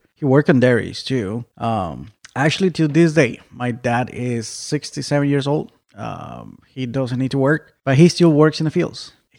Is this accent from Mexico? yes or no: yes; Mexico; now in Arizona, United States; I was born in Mexico.